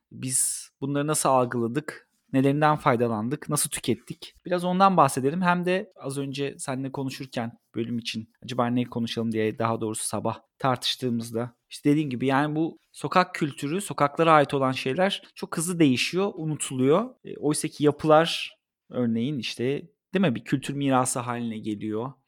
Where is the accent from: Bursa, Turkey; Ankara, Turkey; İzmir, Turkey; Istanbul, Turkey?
Ankara, Turkey; benim doğduğum ev Kızılay'da